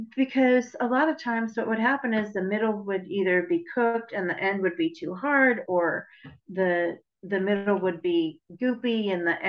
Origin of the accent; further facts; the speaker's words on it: New York, United States; moved away; I'm Italian and I'm from New York